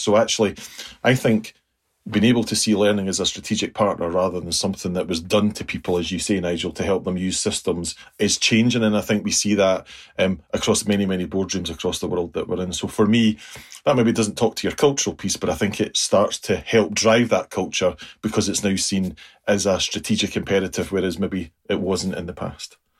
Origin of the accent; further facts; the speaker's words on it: United Kingdom; us being very British